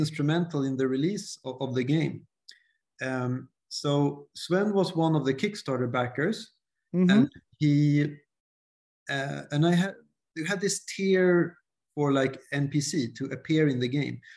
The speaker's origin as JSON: {"language": "English", "country": "Sweden", "second_language": "English", "said": "I start second guessing my English, you know, since I'm from Sweden"}